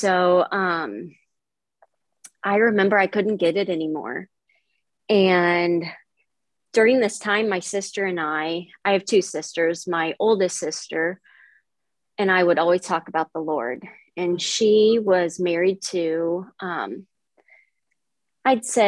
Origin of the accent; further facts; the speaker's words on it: Palmyra, Missouri, United States; I am from Palmyra, Missouri, which is a small town, Northeast Missouri